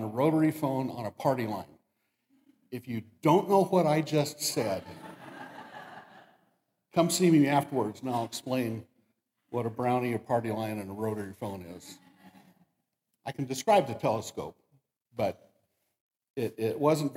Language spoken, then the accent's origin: English; Damascus, United States; I grew up in Damascus, which is just a little bit way that way